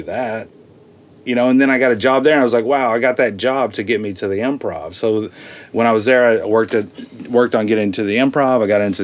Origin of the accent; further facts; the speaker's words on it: Texas, United States; moved away as an adult; now in Los Angeles, United States; I'm from Texas